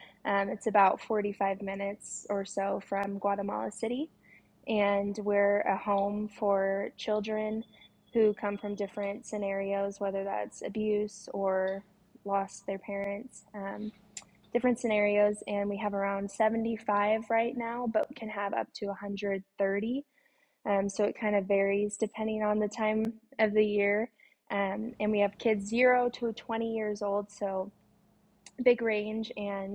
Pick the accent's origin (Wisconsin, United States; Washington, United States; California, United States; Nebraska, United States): Washington, United States; I'm mainly from Washington State, but I've lived all over the place